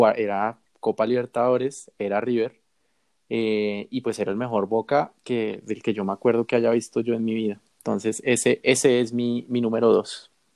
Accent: Bogotá, Colombia; yo soy de Bogotá

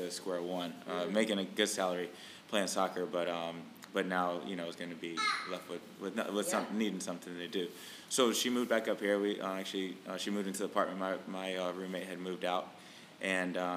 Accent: North Carolina, United States; moved away; also born or lived in Richmond / Washington, D.C. / Boston; I'm from North Carolina originally.

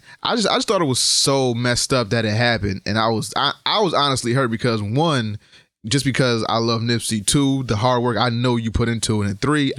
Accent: Connecticut, United States; hey, I'm from Connecticut. Yeah. I do this and I'm from Connecticut.

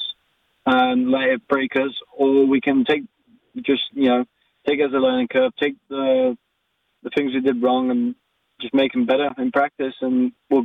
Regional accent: Skipton, Yorkshire and the Humber, United Kingdom; moved away as an adult; now in Canada; I'm from a town called Skipton, which is close to Leeds

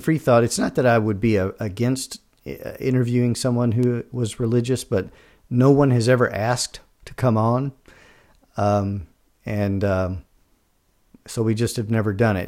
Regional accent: Kentucky, United States; moved away as an adult; now in Georgia, United States; I grew up in Kentucky in the sixties and seventies, uh, Southern Baptist family, uh, went to college and moved straight out of college down here to Georgia.

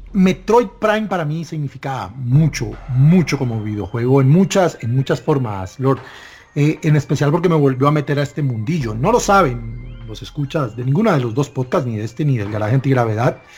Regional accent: Barranquilla, Atlántico, Colombia; moved away as an adult; now in Bogotá, Colombia; me casé y me tuve que mudar acá a Bogotá, yo soy nativo de Barranquilla

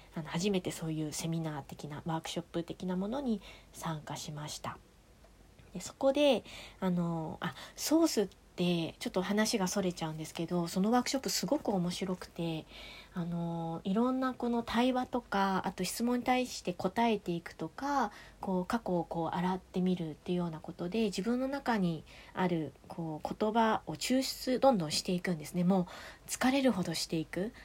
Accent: a village neighbouring Rokkasho, Aomori, Japan; moved away; 六ヶ所村うちの地元だしみたいなああの地元っていうか隣隣近隣の村の出身なんですね

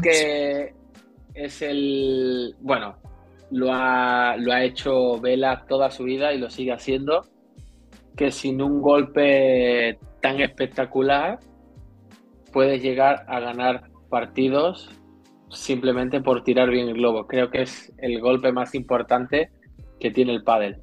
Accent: Seville, Andalusia, Spain; also born or lived in Madrid; now in Barcelona, Spain; Soy sevillano, y he estado cinco años en Madrid

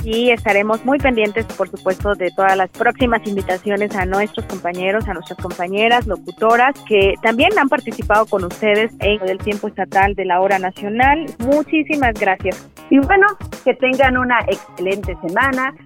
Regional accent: Oaxaca, Mexico; nosotros como oaxaqueños

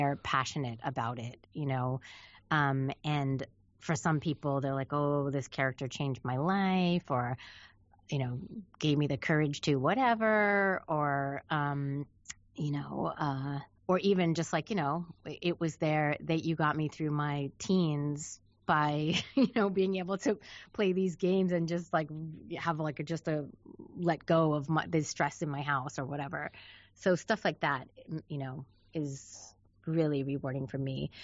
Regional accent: New York, United States; moved away as an adult; now in Los Angeles, United States; I'm from New York. Um, I was living in New York City right after I graduated high school

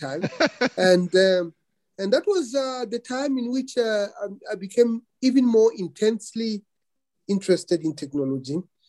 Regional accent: Venda, Limpopo, South Africa; moved away; Well, I was born in Limpopo province, Venda. By the time I started going to school. Venda had been declared the so-called Republic of Venda. I still have an ID of the Republic of Venda, the so-called Republic of Venda.

